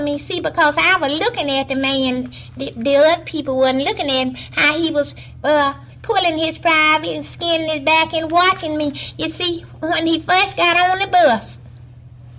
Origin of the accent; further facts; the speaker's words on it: Alabama, United States; moved away; I was born in Loman, Alabama